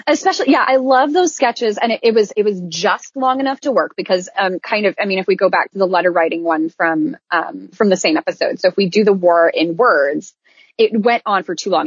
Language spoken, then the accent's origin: English; Iowa, United States; now in Orlando, United States; I was raised in Iowa and I now live in Orlando.